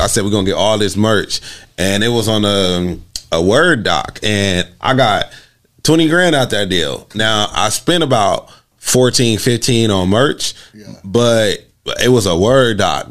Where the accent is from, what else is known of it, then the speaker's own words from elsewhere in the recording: Los Angeles, California, United States; being born and raised in Los Angeles